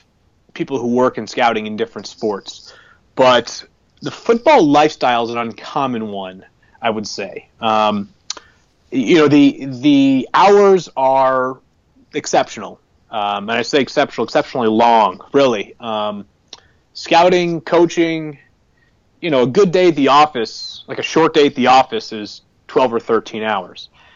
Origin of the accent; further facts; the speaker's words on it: Massachusetts, United States; moved away as an adult; also born or lived in Connecticut / Kansas City; Born and raised in Massachusetts, went to college in Connecticut